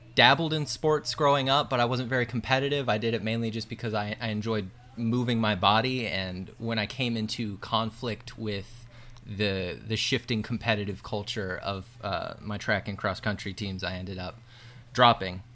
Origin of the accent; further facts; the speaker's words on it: Findlay, Ohio, United States; I grew up mainly in Northwest Ohio, about forty-five minutes south of Toledo in a little town called Findlay